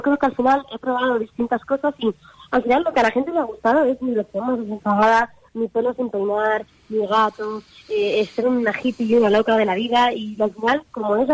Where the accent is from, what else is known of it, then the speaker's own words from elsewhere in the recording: London, United Kingdom; born there; Mi abuela, eh, yo que nací en Londres, eh, me puso de repente a grabar porque me escuchó cantando antes de incluso saber casi hablar.